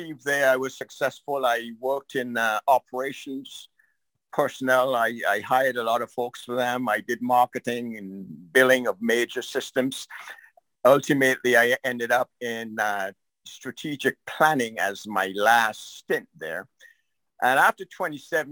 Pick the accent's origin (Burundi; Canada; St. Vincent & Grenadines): St. Vincent & Grenadines; moved away as an adult; now in United States; I grew up in St. Vincent. I graduated from high school there and left it around in the mid-60s